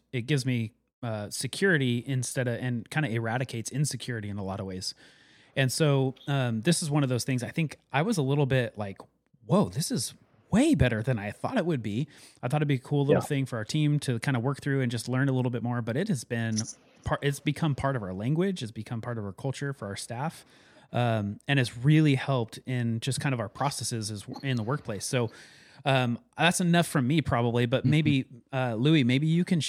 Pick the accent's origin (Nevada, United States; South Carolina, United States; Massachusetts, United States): Nevada, United States; Carson City; moved away; when I grew up in Carson City, Nevada